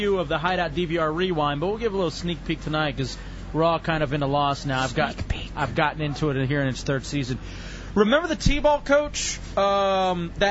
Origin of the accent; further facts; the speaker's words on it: United States; I was brought up in the United States of America